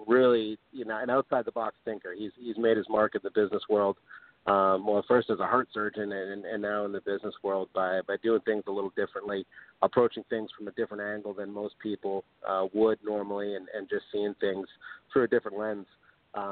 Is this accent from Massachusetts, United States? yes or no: yes; Cape Cod, Massachusetts, United States; also born or lived in Martha's Vineyard, Massachusetts; I lived on Martha's Vineyard Island off the south coast of Massachusetts when I was very young, and then moved over to Cape Cod, where I spent my formative years, middle school, high school